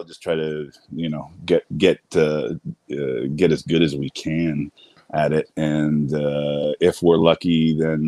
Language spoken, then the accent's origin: English; Ottawa, Ontario, Canada; also born or lived in Toronto; I grew up in Ottawa